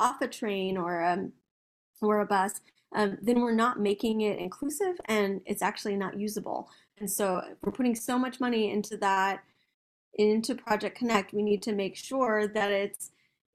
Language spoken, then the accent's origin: English; Austin, Texas, United States; I grew up in South Austin